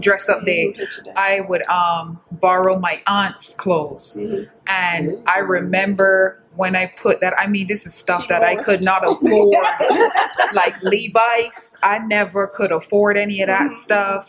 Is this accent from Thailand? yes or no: no; Barbados; moved away; Growing up in Barbados, um, that's where I'm from